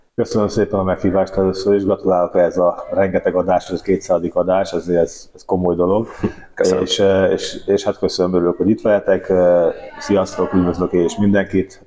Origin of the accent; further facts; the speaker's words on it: Hungary; magyarként mindig is érdekelt az, hogy mi történik itthon